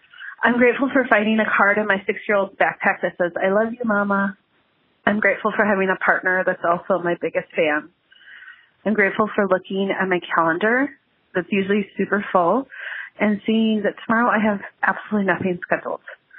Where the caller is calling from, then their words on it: Berwyn, Illinois, United States; Hello, this is …. I'm calling from Berwyn, Illinois.